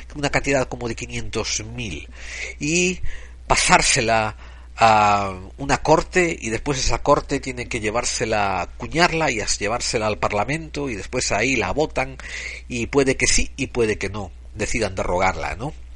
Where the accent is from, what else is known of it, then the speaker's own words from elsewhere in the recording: Spain; moved away; soy un español en el exilio